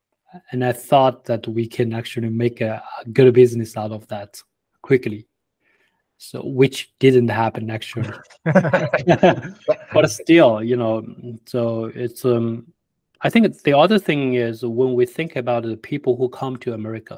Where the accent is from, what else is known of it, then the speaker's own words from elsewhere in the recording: China; English is a second language; now in United States; We came from China. We never, you know, had a lot before.